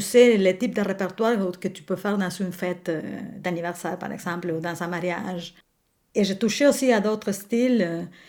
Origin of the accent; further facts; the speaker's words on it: Buenos Aires, Argentina; French is a second language; moved away as an adult; now in Quebec, Canada; je suis née à Buenos Aires